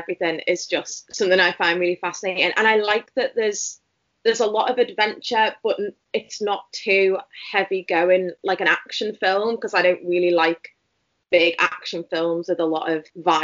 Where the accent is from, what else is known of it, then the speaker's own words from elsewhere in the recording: Merseyside, North West England, United Kingdom; I'm from Merseyside in the UK.